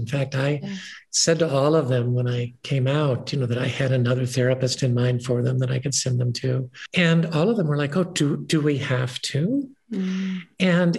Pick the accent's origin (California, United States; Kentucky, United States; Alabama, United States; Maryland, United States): Kentucky, United States; also born or lived in Ohio / West Virginia / New York; now in Boulder County, United States; I've lived here for the last 15 years after spending 35 years in New York and growing up in Kentucky, Ohio, and West Virginia.